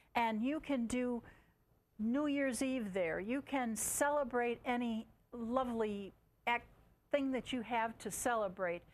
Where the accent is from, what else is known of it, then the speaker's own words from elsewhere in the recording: Chicago, Illinois, United States; I'm from Chicago, a near nearby city, and yes, it's pretty cold over there.